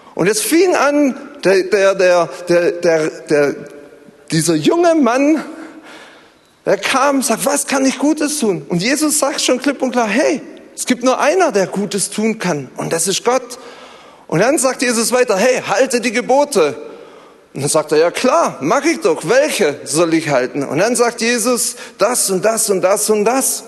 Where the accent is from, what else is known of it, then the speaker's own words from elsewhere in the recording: Zollernalbkreis, Baden-Württemberg, Germany; ich komme so aus dem Zollern-Albkreis